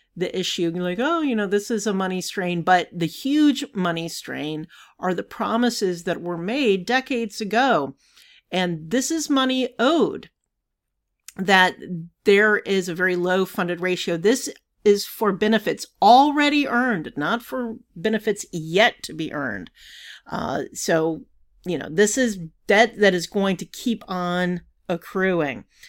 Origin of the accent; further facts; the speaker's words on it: Savannah, Georgia, United States; when I was growing up in Savannah